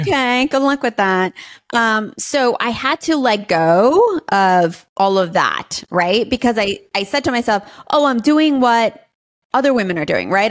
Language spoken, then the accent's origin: English; New York City, New York, United States; moved away as an adult; now in Austin, United States; I grew up in New York City my whole life. And I am a New York City girl